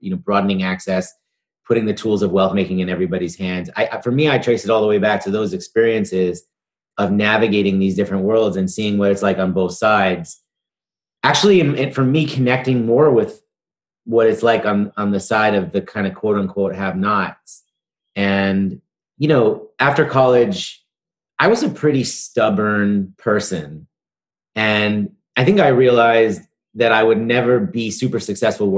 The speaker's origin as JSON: {"language": "English", "town": "New York City", "region": "New York", "country": "United States", "tie": "born or raised there", "said": "I grew up in New York City in the East Village."}